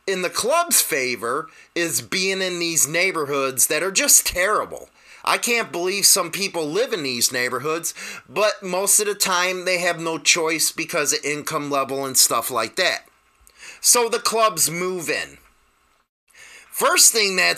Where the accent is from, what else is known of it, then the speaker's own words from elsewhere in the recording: Chicago, Illinois, United States; I'm from Chicago